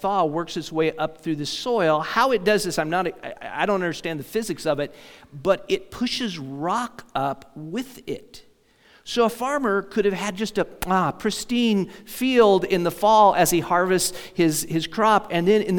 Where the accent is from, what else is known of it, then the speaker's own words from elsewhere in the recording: Indiana, United States; also born or lived in Minnesota; now in Kansas, United States; I grew up in Indiana, and apart from the pioneers, maybe I don't remember anything about picking rock. But then we moved to Minnesota.